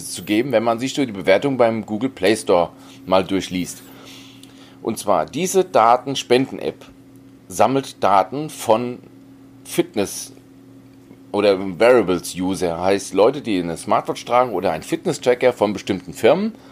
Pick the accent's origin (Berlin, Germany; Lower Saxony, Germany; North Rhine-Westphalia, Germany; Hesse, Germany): Hesse, Germany; now in Bavaria, Germany; Ich bin Hesse und bin emigriert nach Bayern, ja.